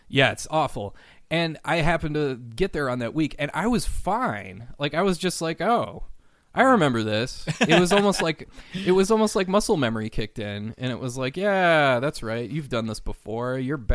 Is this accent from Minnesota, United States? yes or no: yes; St. Paul, Minnesota, United States; that doesn't scare me. I'm from St. Paul, Minnesota.